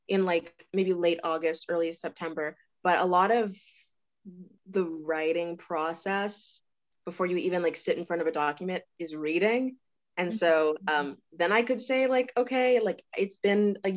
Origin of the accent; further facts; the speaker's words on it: Lawrenceville, Georgia, United States; moved away as an adult; now in Notre Dame, United States; I'm from Georgia, Lawrenceville, Georgia, which is like 30 minutes from Atlanta.